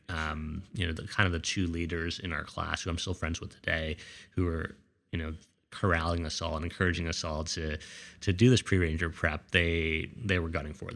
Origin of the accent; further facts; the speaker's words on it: Scarsdale, New York, United States; I grew up in Scarsdale, New York, which is a really nice suburban community in the suburbs of New York.